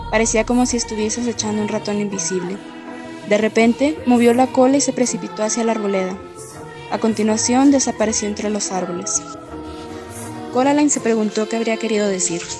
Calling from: Guadalajara, Jalisco, Mexico; ¿Qué tal? … Yo escucho Sinfonías Literarias desde Guadalajara, Jalisco.

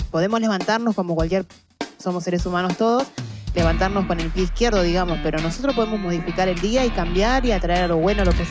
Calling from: Claypole, Buenos Aires Province, Argentina; de Claypole

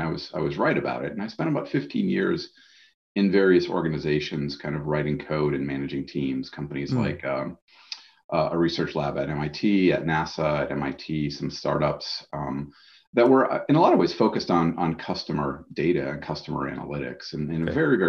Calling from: Boston, Massachusetts, United States; I'm on the other side of that lake in Boston, Massachusetts in the United States.

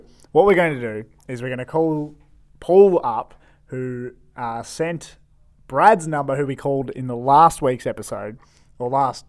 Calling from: Melbourne, Victoria, Australia; Calling from Melbourne.

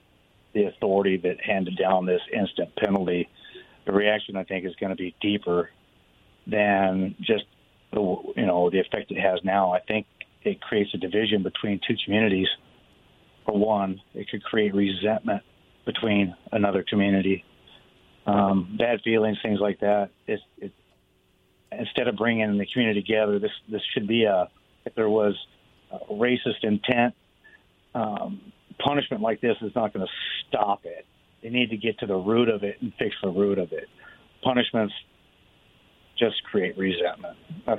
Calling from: Richland, United States; Hi, it's … from Richland.

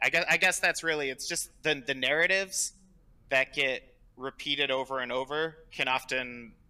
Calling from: Albany, New York, United States; I'm in Albany, New York.

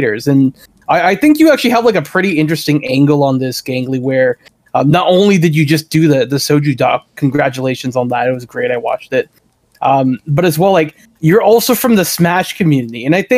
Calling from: Toronto, Ontario, Canada; I'm calling from Toronto, Canada here.

